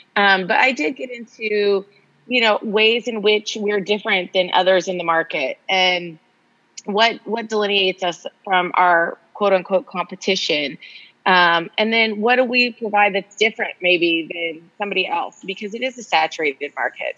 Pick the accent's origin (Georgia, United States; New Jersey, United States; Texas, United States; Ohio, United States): Texas, United States; Austin; moved away as an adult; also born or lived in Los Angeles; now in Austin, United States; I grew up in Austin